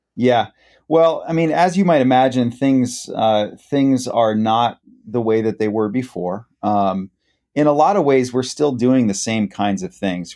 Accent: Worthington, Ohio, United States; also born or lived in northern Michigan / Columbus, Ohio; we moved here when I was six. Uh, so I grew up in Worthington

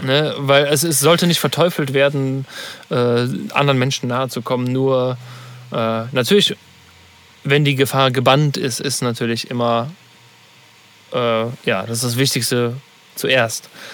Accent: Cologne, North Rhine-Westphalia, Germany; Kölner, sage ich jetzt mal, als Deutscher

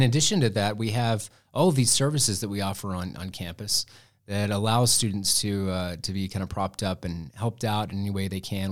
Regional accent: Muleshoe, Texas, United States; I am from Muleshoe, Texas, which is a little itty-bitty town in the Texas Panhandle

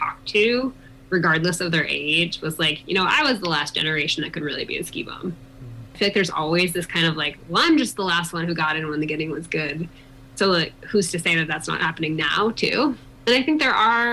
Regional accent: East Coast, United States; moved away as an adult; now in Colorado, United States

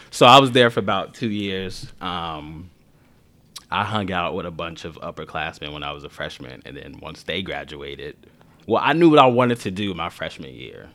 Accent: Chicago, Illinois, United States; I grew up in Rockwell Gardens, which was a housing project right off of Western and, like, Van Buren

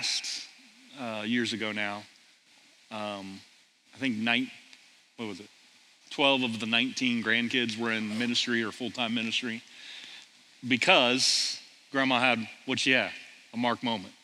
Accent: Millersport, Ohio, United States; Grew up in Millersport, Ohio, middle of the cornfields of Ohio, about 40 miles east of Columbus

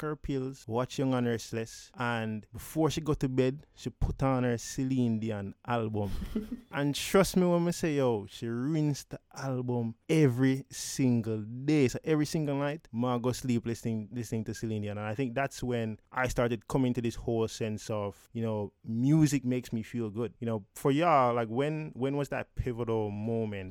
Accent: Jamaica; growing up in Jamaica

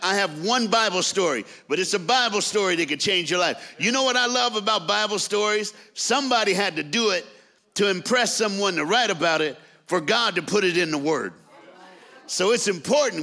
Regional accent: the South, United States; also born or lived in Dallas, Texas; I'm from the South in America

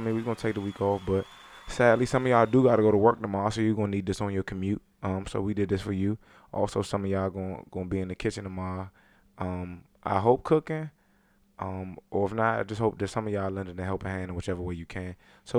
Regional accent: Charlotte, North Carolina, United States; I forget. I'm from Charlotte. You know what it is.

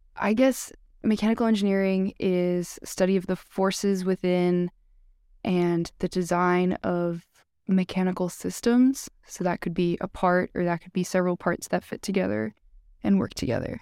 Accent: Massachusetts, United States; I'm from Massachusetts. I grew up twenty minutes from Tufts, and I've lived in Massachusetts my whole life.

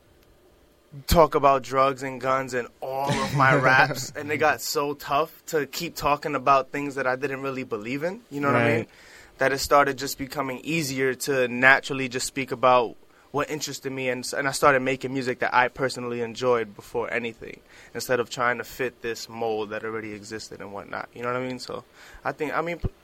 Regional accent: New York City, New York, United States; Brooklyn's very own

